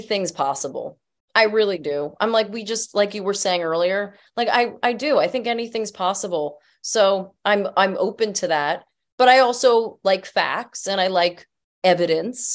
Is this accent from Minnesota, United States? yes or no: no; New Jersey, United States; I grew up in Jersey